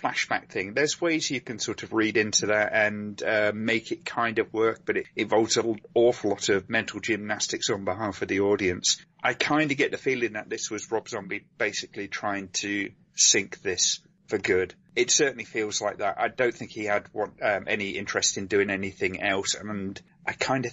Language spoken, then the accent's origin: English; United Kingdom; I'm British